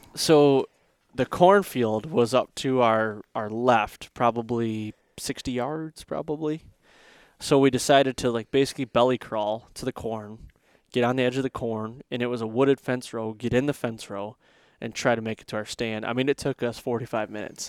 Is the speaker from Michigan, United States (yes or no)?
yes; Michigan, United States; growing up in Michigan